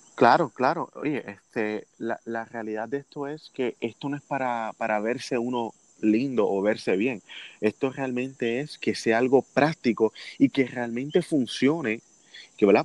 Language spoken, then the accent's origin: Spanish; Puerto Rico; siendo el primer puertorriqueño